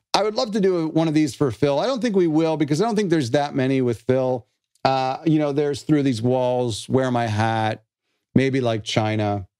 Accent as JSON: {"language": "English", "country": "Canada", "said": "I'm not American, I'm Canadian."}